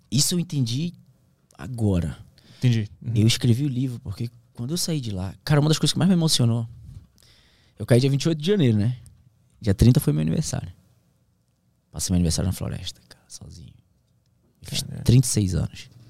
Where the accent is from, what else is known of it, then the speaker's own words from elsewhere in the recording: Amazon, Brazil; Eu sou da Amazônia, mas eu nunca vi o que eu vi ali.